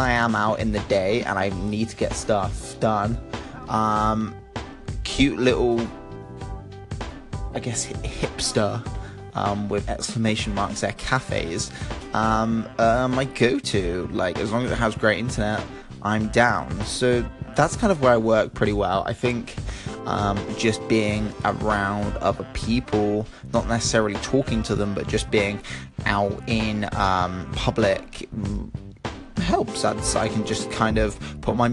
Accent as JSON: {"language": "English", "town": "Bristol", "region": "South West England", "country": "United Kingdom", "tie": "born or raised there", "said": "I grew up in Bristol"}